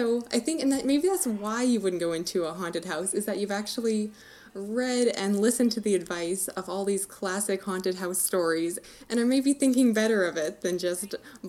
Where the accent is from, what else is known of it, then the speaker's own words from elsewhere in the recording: Canada; full disclosure, I'm Canadian over here.